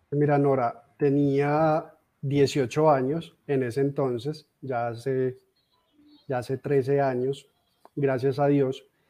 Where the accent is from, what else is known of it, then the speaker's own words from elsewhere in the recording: Armenia, Quindío, Colombia; also born or lived in Medellín; soy de nacimiento de, de Armenia, Quindío, de esta hermosa tierra que actualmente vivo acá. Eh, sin embargo, estuve por más de 10 años viviendo en Medellín